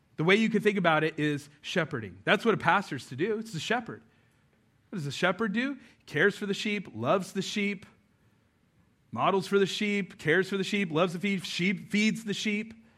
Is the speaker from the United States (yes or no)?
yes; New Mexico, United States; moved away; I grew up out west in New Mexico